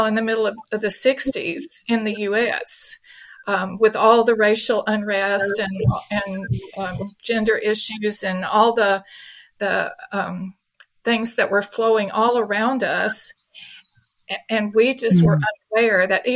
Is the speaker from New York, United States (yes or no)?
no; Mississippi, United States; I'm an American. I grew up in the Deep South in Mississippi